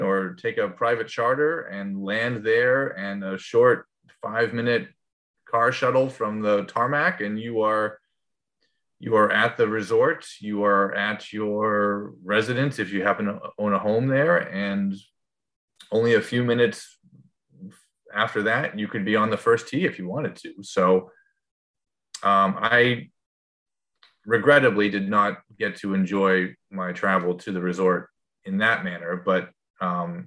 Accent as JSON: {"language": "English", "region": "New England", "country": "United States", "said": "I'm from New England"}